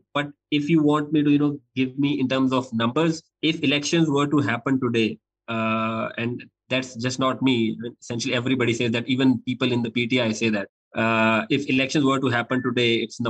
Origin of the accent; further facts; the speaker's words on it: Pakistan; As a Pakistani